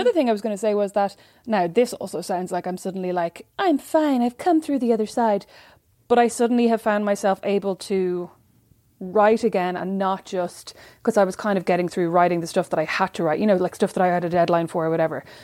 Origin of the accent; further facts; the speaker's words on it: Kildare, Leinster, Ireland; my hard life as a white girl growing up in Kildare